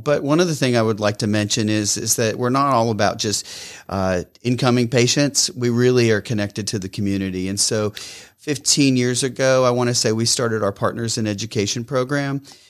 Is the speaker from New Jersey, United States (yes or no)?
no; Pennsylvania, United States; I grew up in southwestern Pennsylvania, just above the West Virginia border.